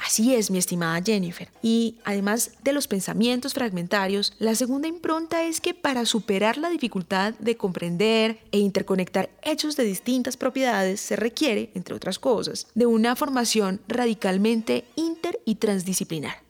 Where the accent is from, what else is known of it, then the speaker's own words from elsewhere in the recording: Valle del Cauca, Colombia; en el Valle del Cauca, de donde soy oriunda porque ahí nací y crecí